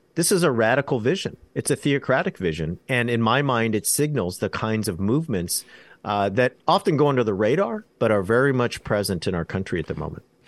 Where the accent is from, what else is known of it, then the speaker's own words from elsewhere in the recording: Orange County, California, United States; moved away as an adult; also born or lived in Oxford; I'm born and raised in Orange County, California